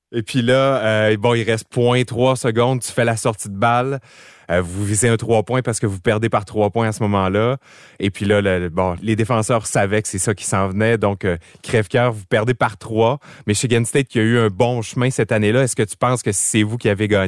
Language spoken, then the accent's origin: French; Montreal, Quebec, Canada; J'ai grandi à Parc Extension.